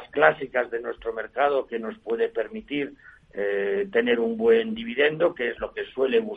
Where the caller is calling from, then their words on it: Madrid, Community of Madrid, Spain; Soy … de Madrid y quisiera hacer unas preguntas sobre Nagas